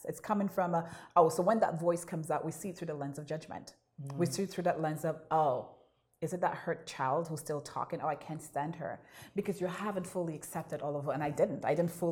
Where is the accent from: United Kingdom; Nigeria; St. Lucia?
St. Lucia; now in Toronto, Canada; moving here from St. Lucia as an immigrant to Canada